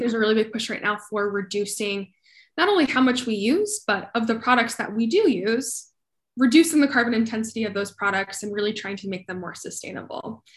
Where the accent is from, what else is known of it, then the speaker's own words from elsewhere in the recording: Colorado, United States; now in Austin, United States; I grew up in Colorado